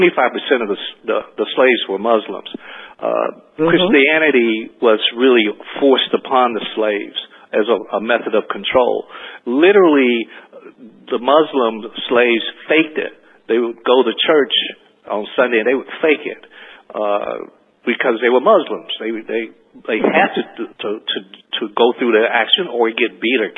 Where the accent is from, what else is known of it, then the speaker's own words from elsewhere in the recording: Gadsden, Alabama, United States; I grew up in Gaston, Alabama, looking at colored and white water fountains and bathrooms